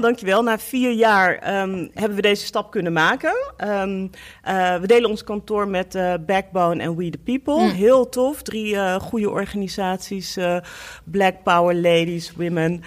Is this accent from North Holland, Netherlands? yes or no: no; Apeldoorn, Gelderland, Netherlands; now in Amsterdam, Netherlands; Ik kom uit ehm, eh, eh, Apeldoorn